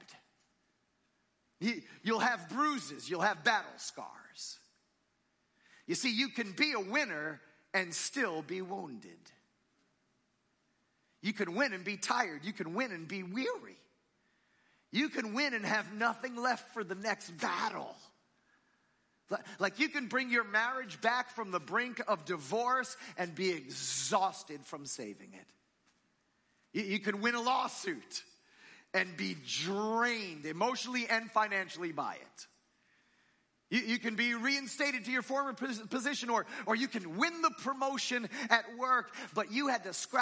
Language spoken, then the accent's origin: English; New Jersey, United States; moved away; I grew up in New Jersey